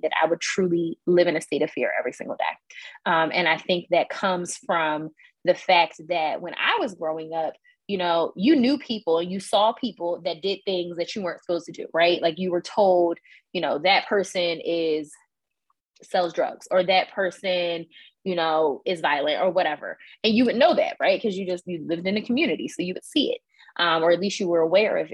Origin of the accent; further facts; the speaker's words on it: Philadelphia, Pennsylvania, United States; I grew up in Northwest Philadelphia in Mount Airy